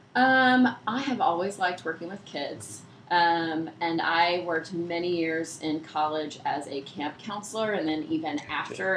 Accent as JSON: {"language": "English", "town": "Peachtree City", "region": "Georgia", "country": "United States", "tie": "born or raised there", "said": "I grew up in Peachtree City"}